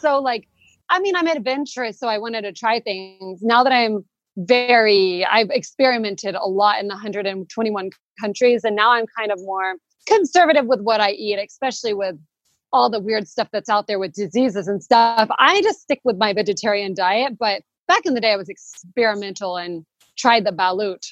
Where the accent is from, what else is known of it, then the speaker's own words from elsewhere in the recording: Arkansas, United States; moved away as an adult; now in Spain; I'm originally from Arkansas in the United States